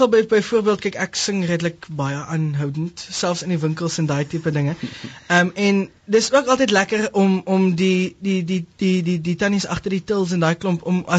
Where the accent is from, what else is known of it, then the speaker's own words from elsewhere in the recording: Pretoria, Gauteng, South Africa; moved away as an adult; now in Stellenbosch, South Africa; Ek is ook ek kom van Pretoria af. I mean, ek was ook in 'n in 'n Engels ek ek was in 'n Engelse skool en um so ek het 'n bietjie um touch verloor met my Afrikaanse wortels